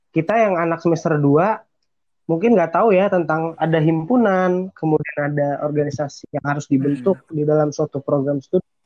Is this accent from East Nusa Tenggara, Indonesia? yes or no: no; Depok, West Java, Indonesia; asli sebenarnya gue asli Depok gitu terus uh, ya anak biasa yang pengen kuliah di PTN negeri tiba-tiba dapet uh, jalannya ke Unsika